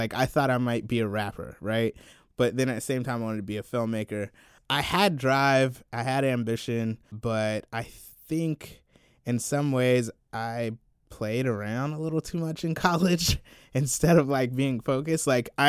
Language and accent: English; Columbia, South Carolina, United States; Yeah, so I grew up in South Carolina, Columbia, South Carolina, to be precise.